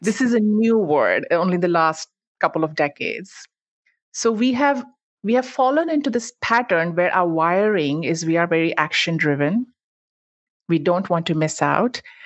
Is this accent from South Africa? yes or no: no; India; moved away as an adult; now in United States; I'm actually originally from India. That's where I grew up, and I moved to the U S for grad school, decided to stay on.